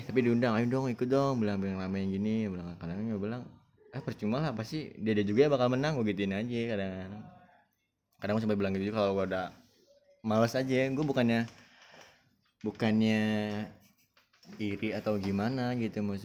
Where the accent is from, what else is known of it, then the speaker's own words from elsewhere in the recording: Bogor, West Java, Indonesia; apalagi kalau udah daerah gue gitu ya Bogor dong.